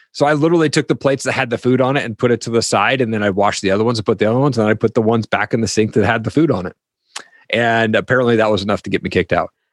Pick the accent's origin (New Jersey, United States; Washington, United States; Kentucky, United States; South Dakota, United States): Washington, United States; Eastern Washington State, United States; I grew up in Eastern Washington State